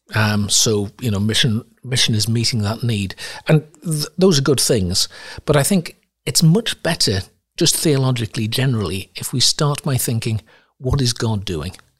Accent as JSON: {"language": "English", "town": "Sunderland", "region": "North East England", "country": "United Kingdom", "tie": "born or raised there", "also_born_or_lived": "Ivory Coast", "moved": "yes", "said": "I grew up in Sunderland, in the northeast of England"}